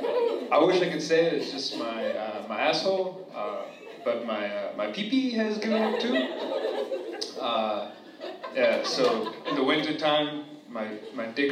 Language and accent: English; New Jersey, United States; I'm from New Jersey